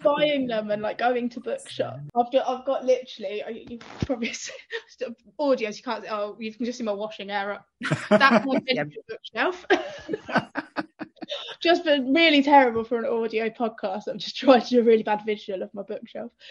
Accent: Northampton, East Midlands, United Kingdom; moved away; also born or lived in London; I'm from Northampton, middle of the Midlands

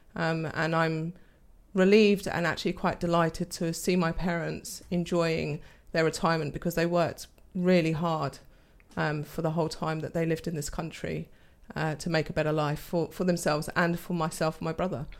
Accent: London, United Kingdom; moved away as an adult; also born or lived in Portugal (parents); now in Daventry, United Kingdom; I was born and bred in London with my brother

